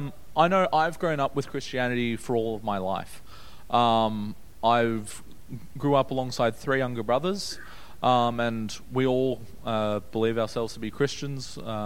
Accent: Brisbane, Queensland, Australia; also born or lived in Newcastle, New South Wales; I was born in Newcastle back in 1998, and I was there for a few years. I don't remember it a whole lot. I remember bits and pieces. When I was little, we moved to Brisbane.

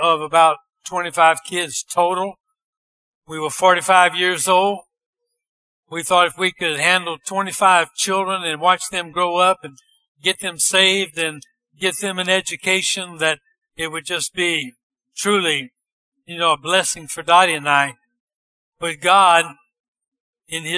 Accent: Bunkie, Louisiana, United States; moved away as an adult; also born or lived in Tennessee; I was born in Bunky, Louisiana

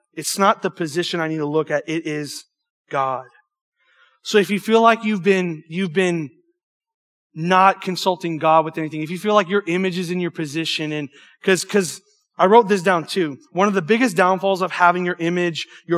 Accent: Cajun, Louisiana, United States; accent: Cajun; I'm homeschooled and I'm Cajun.

